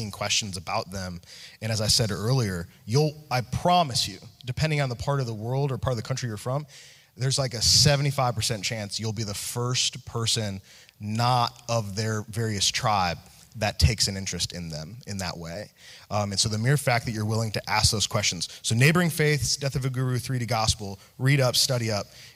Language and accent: English; right outside Chicago, Illinois, United States; moved away; I grew up right outside Chicago